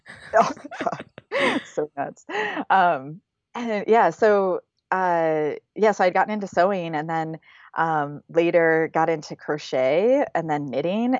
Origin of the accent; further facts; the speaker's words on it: Grand Blanc, Michigan, United States; moved away as an adult; also born or lived in Flint, Michigan / East Lansing, Michigan; now in Oakland, United States; I was born in Flint, Michigan. I was raised in Grand Blanc